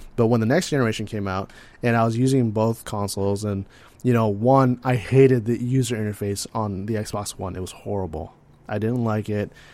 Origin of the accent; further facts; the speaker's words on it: California, United States; I'm from California